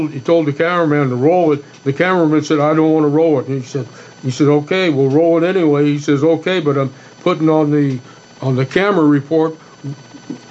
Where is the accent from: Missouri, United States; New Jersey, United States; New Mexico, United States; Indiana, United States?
New Mexico, United States; I'm from New Mexico